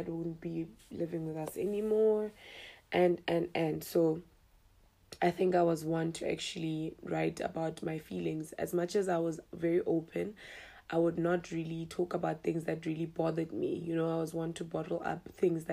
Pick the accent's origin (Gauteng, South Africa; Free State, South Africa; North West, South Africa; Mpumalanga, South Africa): North West, South Africa; Mahikeng; I'm a 25-year-old young girl, or rather young lady, who was born and bred in Mahikeng.